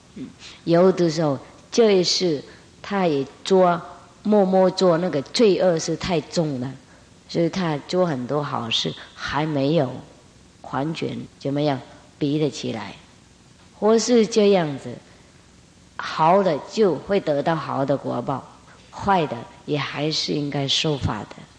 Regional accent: Vietnam; 我们越南人

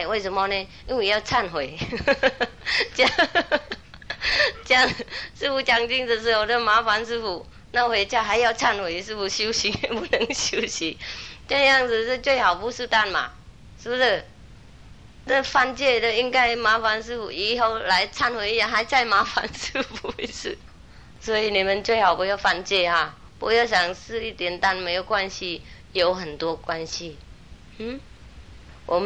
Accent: United Kingdom; Chinese is a second language; now in Taiwan; 当然我是英国的国籍，但是如果台湾的警察抓我在这里，我也没办法走了

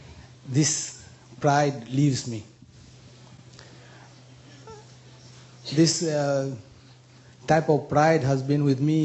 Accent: Mauritius; I come from Mauritius, you know, a small island in the Indian Ocean

